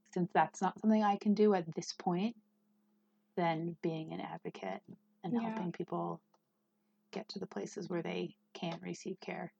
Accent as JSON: {"language": "English", "region": "Northern California", "country": "United States", "moved": "yes", "lives_now": "Wyoming, United States", "said": "I'm from Northern California"}